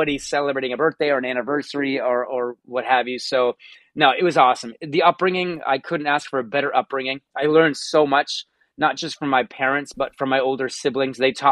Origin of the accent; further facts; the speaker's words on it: Hamilton, Ontario, Canada; also born or lived in Toronto; now in Burlington, Canada; I grew up in Hamilton